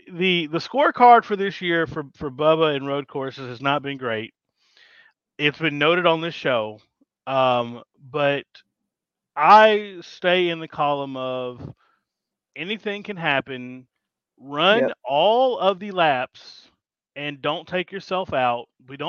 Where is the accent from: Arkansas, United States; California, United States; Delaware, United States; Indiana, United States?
Arkansas, United States; I'm from Arkansas.